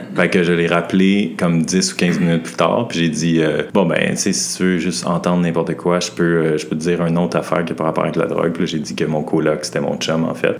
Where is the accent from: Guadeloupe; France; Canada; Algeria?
Canada; Montreal, Quebec; moved away as an adult; now in Halifax, Canada; j'habite à Halifax, mais je viens de Montréal